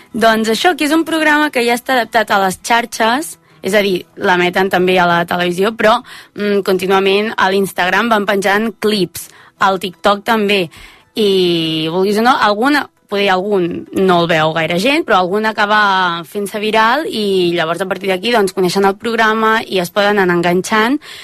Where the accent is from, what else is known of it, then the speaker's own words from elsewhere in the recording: Manresa, Catalonia, Spain; accent: Central Catalan; jo sóc de Manresa